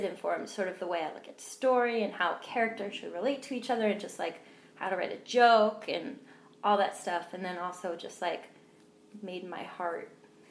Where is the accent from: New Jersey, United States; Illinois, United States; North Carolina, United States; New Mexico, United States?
New Jersey, United States; also born or lived in Pennsylvania / California / Indiana; now in New York, United States; I grew up all over. I moved around every 2 years, basically. It was from New Jersey, and then went to Pennsylvania, California, then Indiana, and then I came here to New York.